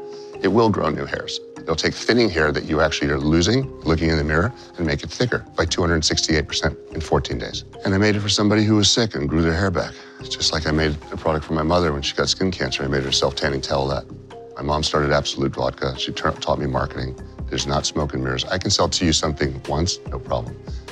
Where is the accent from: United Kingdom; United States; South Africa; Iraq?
United States; California; I grew up out here in California for most of my life